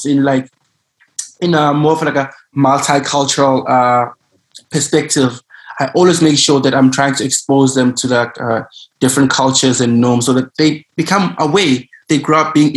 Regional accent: South Africa; moved away as an adult; now in China; As a South African, obviously I'm used to racism. Like, I grew up with it.

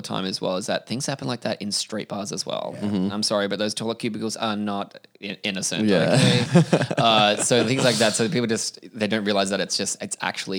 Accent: Australia; I'm from Australia

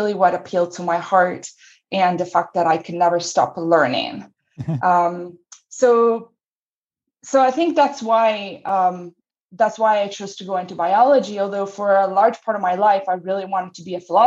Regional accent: Italy; moved away as an adult; also born or lived in New York / Michigan; now in United States; I grew up in Italy

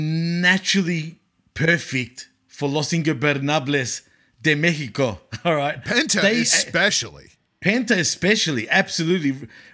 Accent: Australia; I'm from Australia

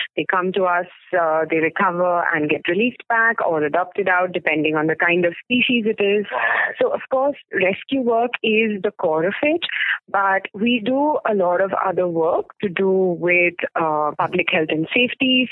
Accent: Mumbai, Maharashtra, India; also born or lived in Pune; I'm actually originally from Mumbai, born, brought up there

